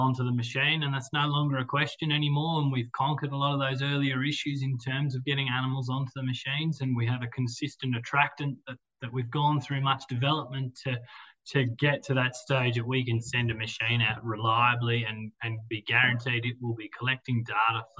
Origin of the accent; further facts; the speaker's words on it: Armidale, New South Wales, Australia; I grew up here in Armidale on a beef cattle property on the eastern side of town.